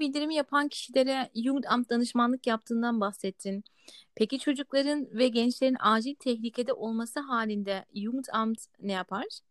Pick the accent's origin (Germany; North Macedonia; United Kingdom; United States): Germany; Kendim doğma büyüme Almanyalıyım.